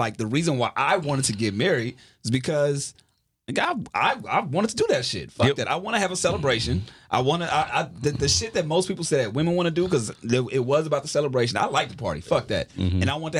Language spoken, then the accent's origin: English; Carson, California, United States; I'm from Carson. Like, we grew up in the inner city for the most part. You know what I'm saying? Inner outer city, however you want to look at it.